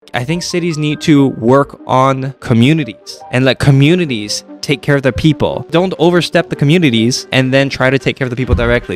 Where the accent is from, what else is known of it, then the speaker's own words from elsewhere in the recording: Toronto, Ontario, Canada; I grew up in Toronto